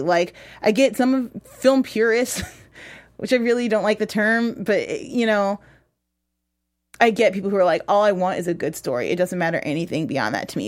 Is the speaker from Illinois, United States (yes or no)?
yes; Chicago, Illinois, United States; I'm from Chicago